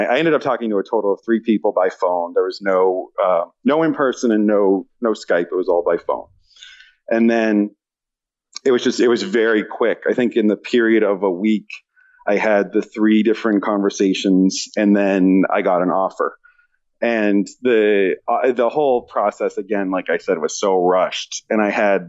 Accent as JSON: {"language": "English", "region": "East Coast", "country": "United States", "moved": "as an adult", "lives_now": "West Coast, United States", "said": "I'm from the East Coast."}